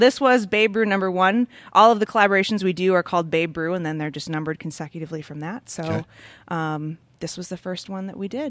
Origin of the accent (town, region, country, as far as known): Milwaukee, Wisconsin, United States